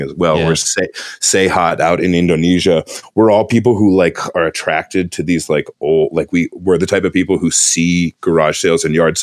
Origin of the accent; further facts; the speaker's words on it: New Jersey, United States; moved away as an adult; also born or lived in Philadelphia; now in North Carolina, United States; I'm originally from New Jersey